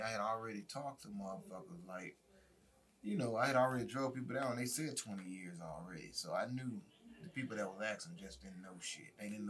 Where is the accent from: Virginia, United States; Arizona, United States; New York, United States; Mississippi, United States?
Mississippi, United States; Cleveland; moved away; I was coming from Memphis, not even Memphis, from Mississippi, like a small town in Cleveland.